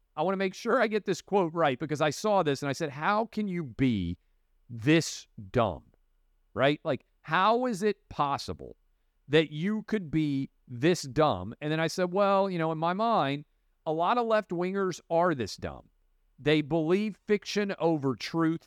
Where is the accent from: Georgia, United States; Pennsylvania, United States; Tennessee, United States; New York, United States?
Tennessee, United States; I grew up in Tennessee and have been all over the South